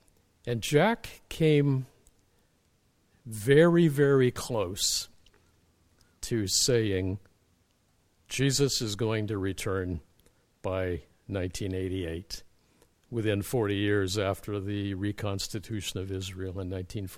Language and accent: English; Canada; I'm a Canadian as an ecclesiastical refugee from the evangelical battle of Armageddon.